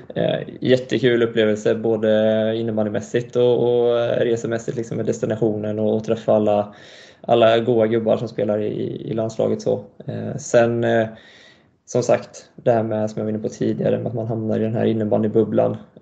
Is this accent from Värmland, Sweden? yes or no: yes; Karlstad, Värmland, Sweden; also born or lived in Montreal, Canada; vi flyttade till Karlstad när jag var tre ungefär. Eh, och sen är jag uppvuxen här då.